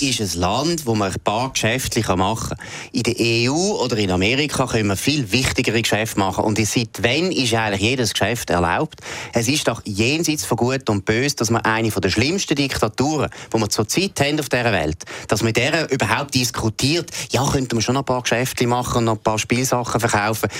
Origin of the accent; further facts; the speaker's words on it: Switzerland; als Schweizer